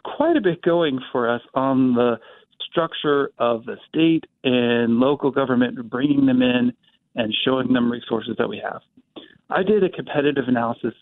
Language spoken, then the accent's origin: English; Topeka, Kansas, United States; now in Wichita, United States; I grew up in Topeka